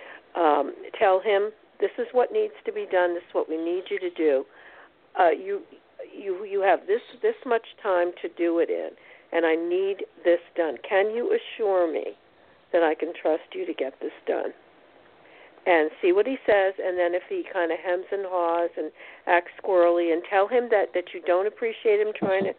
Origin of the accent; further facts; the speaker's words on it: New Jersey, United States; moved away as an adult; now in Texas, United States; I was born in Jersey. I lived there for 30 years.